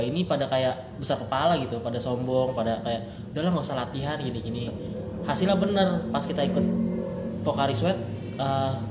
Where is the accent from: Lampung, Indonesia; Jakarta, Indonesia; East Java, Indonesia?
Jakarta, Indonesia; Oh, gua asalnya dari Jakarta.